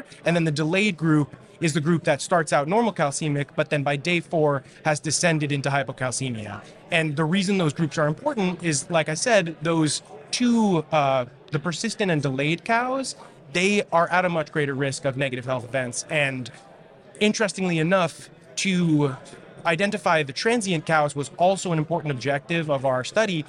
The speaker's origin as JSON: {"language": "English", "town": "New York City", "region": "New York", "country": "United States", "tie": "born or raised there", "said": "I grew up in New York City"}